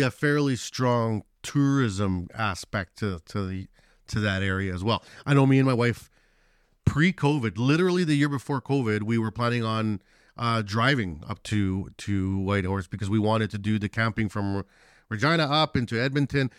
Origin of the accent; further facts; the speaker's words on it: Chile; moved away; I'm from Chile, where we have a lot of earthquakes.